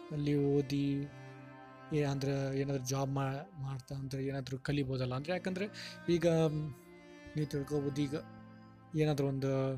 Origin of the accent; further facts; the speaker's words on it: Hubli, Karnataka, India; moved away as an adult; also born or lived in Hangal; now in Bengaluru, India; ನಾನು ಹುಟ್ಟಿದ್ದು ಹನಗಲ್ಲ ಆದರೆ ಬುದ್ಧಿ ಆಮೇಲೆ ಮೆಚುರಿಟಿ ಬಂದಿದ್ದು ಹುಳಿಲಿ